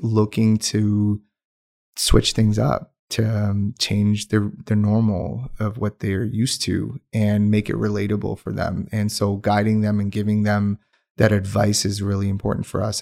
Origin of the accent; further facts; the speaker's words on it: Pakistan; first language Urdu; English is a second language; moved away as an adult; also born or lived in Windsor, Ontario; now in Calgary, Canada; I did my high school in Pakistan